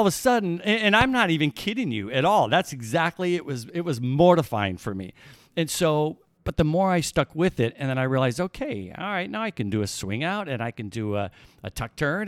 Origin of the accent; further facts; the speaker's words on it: Illinois, United States; I grew up in Illinois. I'm a Midwestern boy